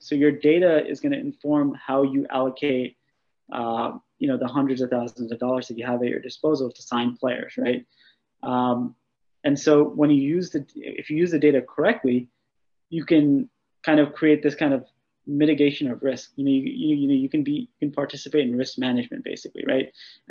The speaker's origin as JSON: {"language": "English", "country": "Pakistan", "said": "Well, I think being Pakistani, you know, I think there's a lot of guys actually."}